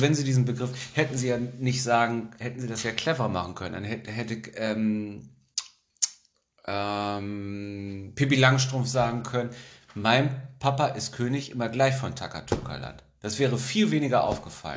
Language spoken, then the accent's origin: German; Germany; ich bin ja auch ein Deutscher, ich wohne ja in Deutschland